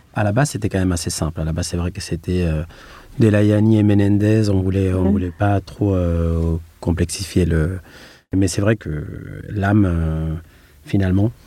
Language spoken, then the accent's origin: French; Madrid, Community of Madrid, Spain; French is a second language; moved away as an adult; also born or lived in Grenoble; now in France; Je suis euh, espagnol, je suis né à Madrid. Donc mon parcours démarre à Madrid